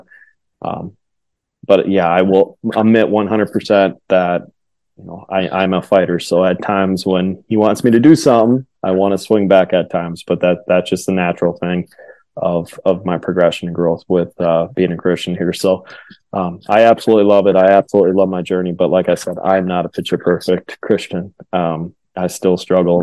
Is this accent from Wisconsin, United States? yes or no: yes; Wisconsin, United States; I grew up in Wisconsin